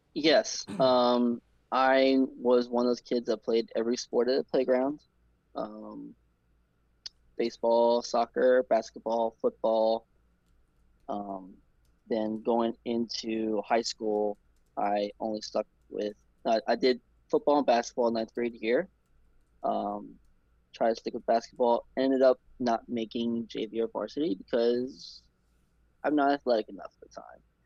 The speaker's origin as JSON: {"language": "English", "town": "New Orleans", "region": "Louisiana", "country": "United States", "tie": "born or raised there", "said": "I'm from New Orleans, born and raised in New Orleans."}